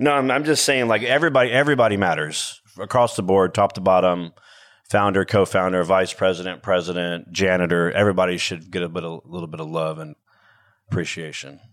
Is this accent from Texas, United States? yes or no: yes; Houston, Texas, United States; I'm from Houston